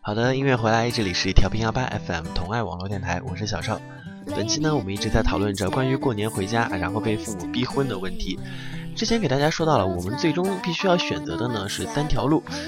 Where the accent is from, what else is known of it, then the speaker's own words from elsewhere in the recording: China; 我们中国人